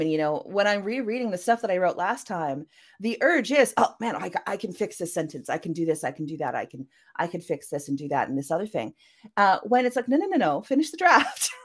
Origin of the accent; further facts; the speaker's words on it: Canada; I am a Canadian cyberpunk and mythpunk author.